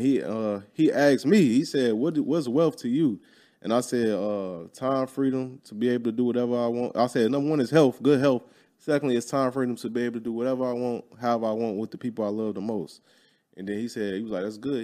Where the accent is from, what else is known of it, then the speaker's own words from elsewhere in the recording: Chicago, Illinois, United States; moved away; I'm from Chicago. All my people from Chicago